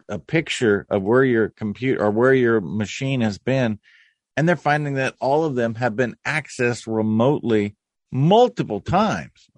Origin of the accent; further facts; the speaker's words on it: Nebraska, United States; my home state of Nebraska